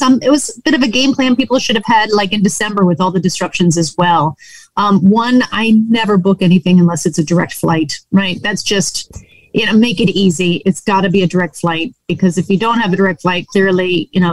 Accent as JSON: {"language": "English", "region": "New England", "country": "United States", "tie": "born or raised there", "said": "I grew up in New England."}